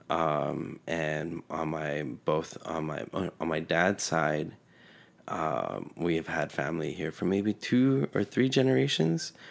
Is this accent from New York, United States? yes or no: no; California, United States; born or raised there; first language Spanish; English is a second language; also born or lived in Mexico City, Mexico